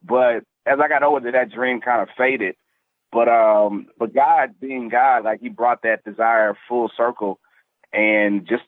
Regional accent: Tampa, Florida, United States; born there; I was born in Tampa, Florida. I'm an Army brat. So I'm pretty much from everywhere and nowhere at the same time.

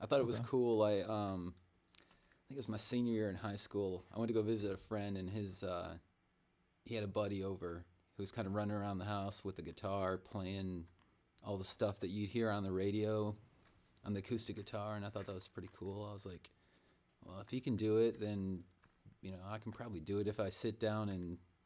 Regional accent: Michigan, United States; moved away; I'm from Michigan originally, so I'm kind of used to cold

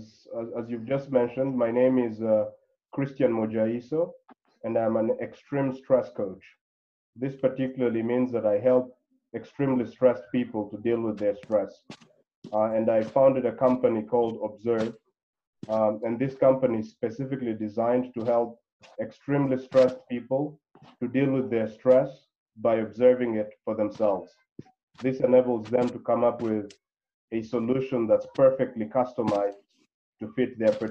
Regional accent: DR Congo; moved away as an adult; also born or lived in Claremont, California, United States; Now, I'm originally from the Congo, and I spent my entire life there until before going to college. So I went to college in the U.S., a place called Claremont, California, university called Harvey Mudd.

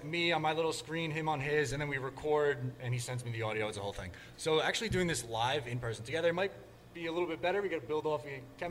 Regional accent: Long Island, New York, United States; I'm from Long Island. This is my hometown.

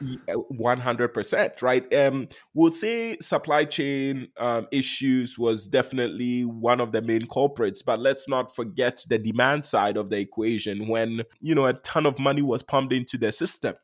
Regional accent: Ghana; moved away; I was born and raised in Ghana

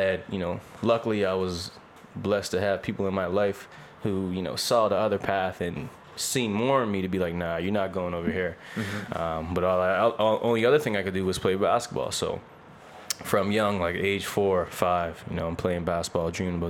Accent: North Preston, Nova Scotia, Canada; moved away as an adult; now in Halifax, Canada; I'm from North Preston, Nova Scotia. Shout out North Preston. A small community just outside of Halifax. Actually one of the largest black communities in Canada. Yeah, that's where I'm from. Born and raised.

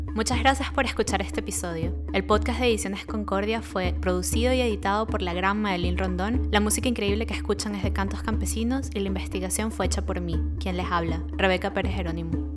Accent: Venezuela; now in Berlin, Germany; nosotros somos del Caribe, las dos somos de Venezuela

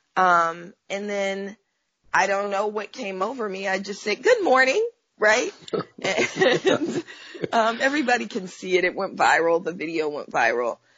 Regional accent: Oakland, California, United States; now in Los Angeles, United States; I'm from Oakland, California, and I was born in the 70s, even though that uh, still makes me 29, right? Um, but, you know, being raised um, in what's, you know, most of us in Oakland call the Panther Cub generation

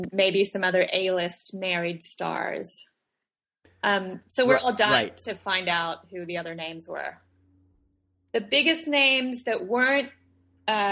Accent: Australia; moved away; I was born and raised in Australia.

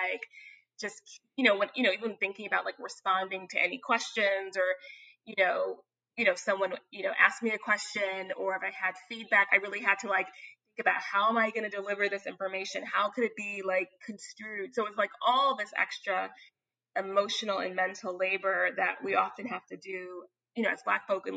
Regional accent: New York City, New York, United States; I'm from Bed-Stuy, Crown Heights, part of Brooklyn

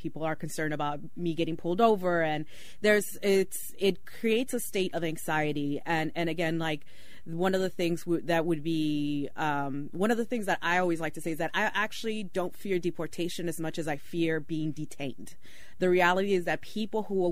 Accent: Oakland, California, United States; also born or lived in Mexico; As someone who is undocumented but has my entire life rooted in Oakland, I am from Oakland

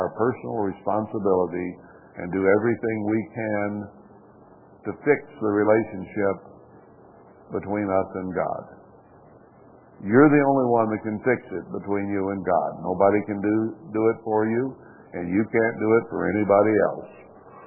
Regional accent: United States

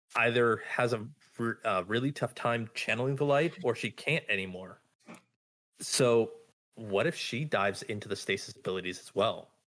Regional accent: Southern California, United States; now in Virginia, United States; I come from Southern California where it's literally four different types of summer all year round.

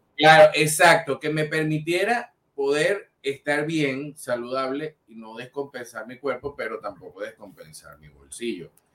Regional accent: Venezuela; nosotros somos los únicos venezolanos que aparecemos en la parrilla de Getter Live

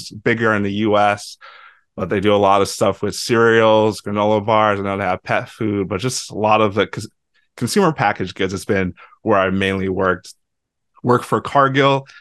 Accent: Lagos, Nigeria; also born or lived in Iowa, United States; now in St. Louis, United States; I am Nigerian. I was born in Lagos, Nigeria.

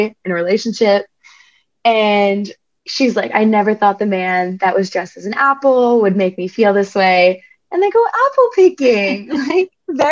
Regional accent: New Jersey, United States; I'm from New Jersey

